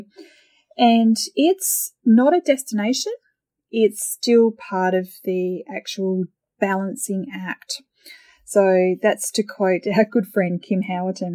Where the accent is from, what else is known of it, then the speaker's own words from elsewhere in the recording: Australia; now in Thailand; being Australian